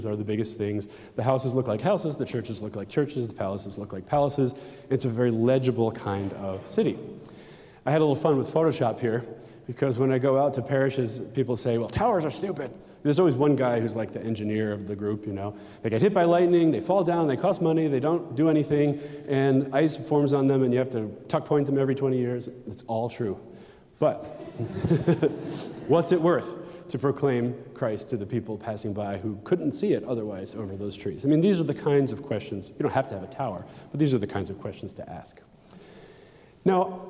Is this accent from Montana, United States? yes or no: no; New York, United States; I grew up in New York